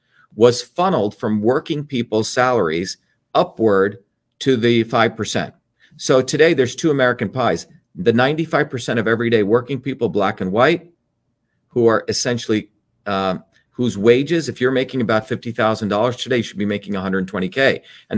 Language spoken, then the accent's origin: English; India; born there; you know, I was born in India